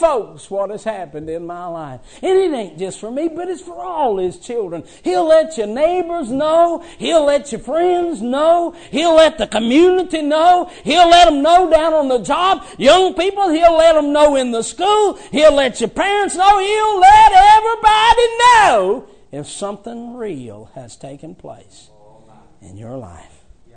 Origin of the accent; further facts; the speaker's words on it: West Virginia, United States; I was raised in West Virginia.